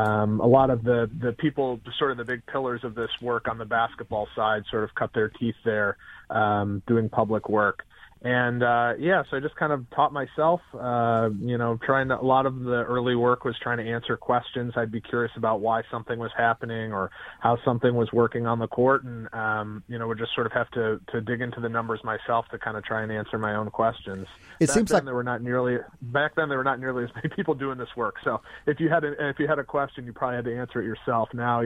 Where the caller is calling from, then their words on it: Vermont, United States; Snowy Vermont.